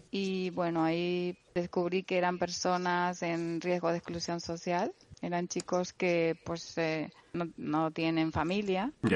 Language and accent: Spanish; La Palma, Canary Islands, Spain; accent: Canarian; moved away as an adult; allí he nacido, crecido y tengo pues mis amigos de toda